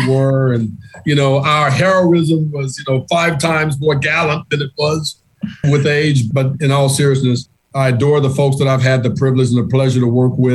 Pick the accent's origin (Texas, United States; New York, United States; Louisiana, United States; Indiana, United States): Louisiana, United States; Monroe; now in Boston, United States; I grew up in Monroe, Louisiana, which is predominantly landlocked